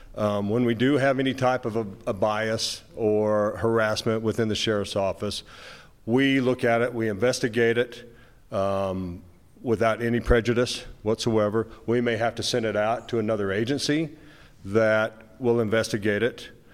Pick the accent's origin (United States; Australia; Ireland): United States; Moab, Utah; I was born and raised in Moab